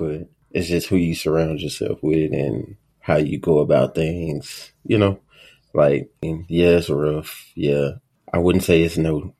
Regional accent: Dallas, Texas, United States; I am from Dallas, Oak Cliff, born and raised

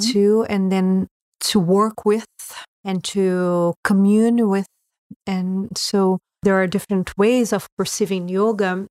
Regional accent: Brazil; moved away as an adult; being born in Brazil

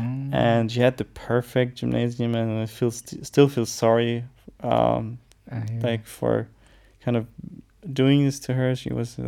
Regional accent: United States; now in Germany; being like American born, my mother American

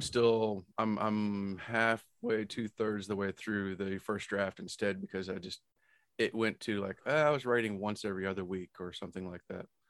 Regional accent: United States; I'm American

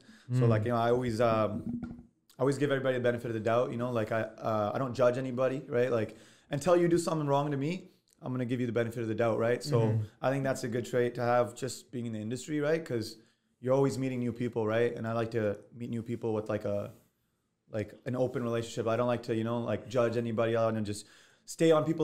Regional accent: Surrey, British Columbia, Canada; from Surrey

